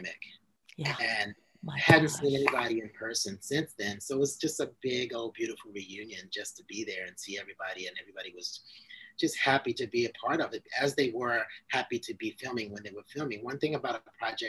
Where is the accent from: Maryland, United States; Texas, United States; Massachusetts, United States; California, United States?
Maryland, United States; moved away; I'm from Maryland.